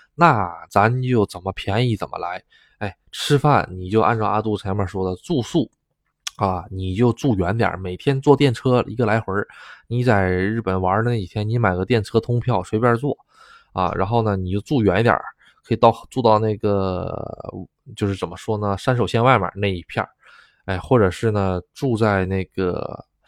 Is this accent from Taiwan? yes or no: no; China; now in Japan; 就我一个中国人